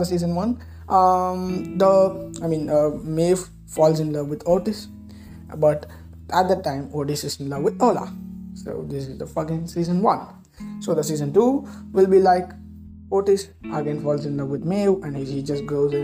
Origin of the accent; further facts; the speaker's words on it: India; I'm an Indian